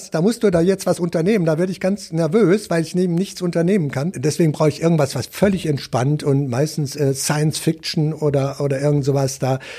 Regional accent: Wuppertal, North Rhine-Westphalia, Germany; born there; äh, geboren in Wuppertal, Elektromeister

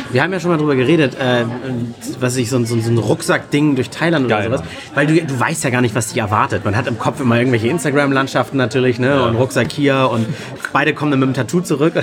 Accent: Hamburg, Germany; Das ist hier in Hamburg Bei uns im Norden, wo wir alle herkommen

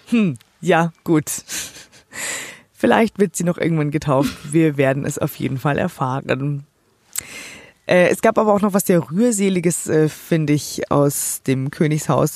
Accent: Germany; für mich als Deutsche

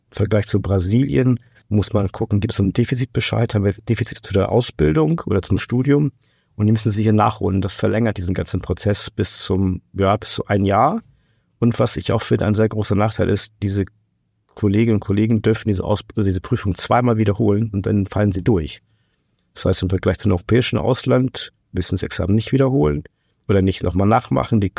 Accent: Portugal; Also ich komme aus Portugal, ich war selbst in Portugal zum Rekrutieren.

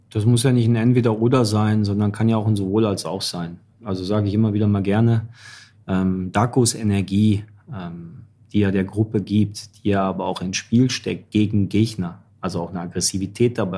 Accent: Dortmund, North Rhine-Westphalia, Germany; jetzt bin ich als Dortmunder äh, kann ich das Thema nochmal aufmachen.

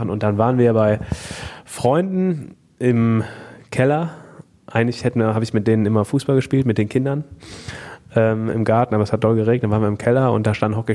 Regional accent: Moers, North Rhine-Westphalia, Germany; Dort sind wir in Hochstraß groß geworden mhm. oder eigentlich auf der Grenze zwischen Hochstraß und Meerbeck.

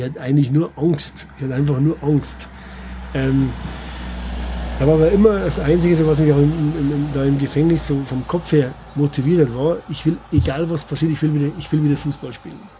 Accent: Bavarian Forest, Germany; accent: Bavarian; moved away; wir sind beide aus dem Bayerischen Wald

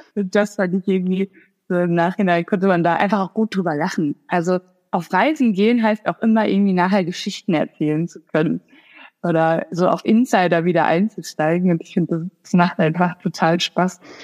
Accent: Sauerland, North Rhine-Westphalia, Germany; ich komme selber aus dem Sauerland

